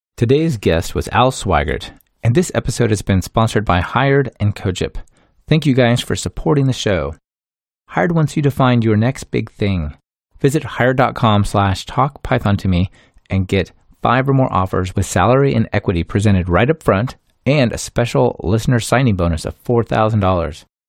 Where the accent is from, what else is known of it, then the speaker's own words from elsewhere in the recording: Portland, Oregon, United States; Portland, Oregon, which is my hometown